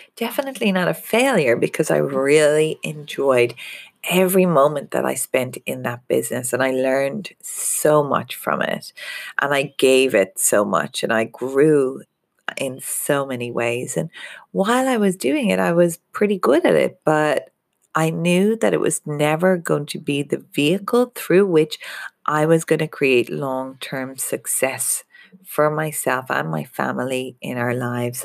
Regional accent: Ireland; moved away as an adult; now in Australia; being Irish

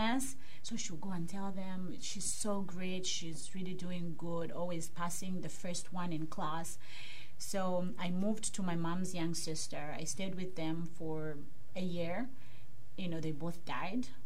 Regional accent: Kitwe, Copperbelt Province, Zambia; now in Pittsburgh, United States; I'm originally from Zambia, mm-hmm. Africa, for those who don't know. Uh, it's in south central part of Africa. And um, I was born in a place called Kitwe

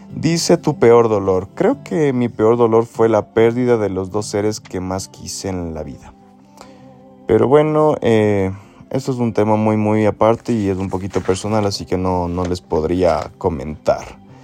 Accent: Ecuador; soy de Ecuador.

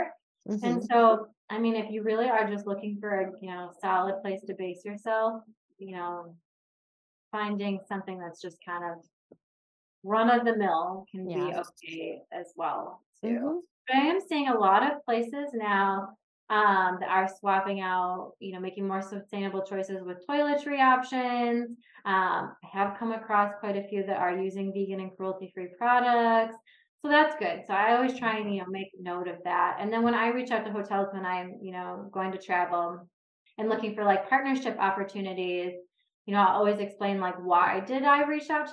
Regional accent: Detroit, Michigan, United States; I'm from the Detroit area

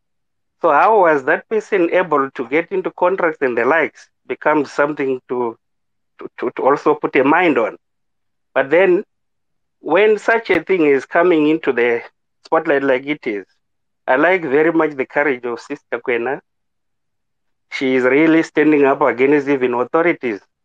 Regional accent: Zimbabwe; moved away as an adult; now in South Africa; I'm a foreigner, I'm from Zimbabwe. I have been here in South Africa for the past 12 years

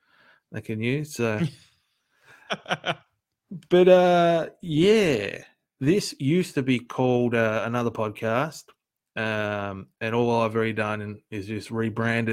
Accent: Australia; we're both Australian

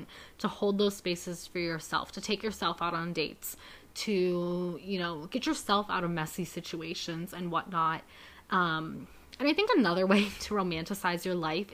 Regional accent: Youngstown, Ohio, United States; This area is still my hometown

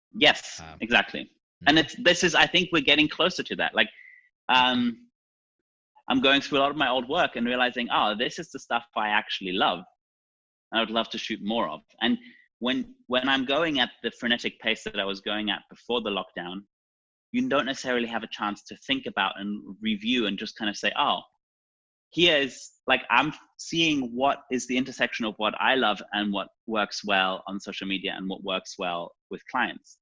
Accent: Germany; moved away; also born or lived in New York City; I was born in East Germany, I didn't come from a wealthy family.

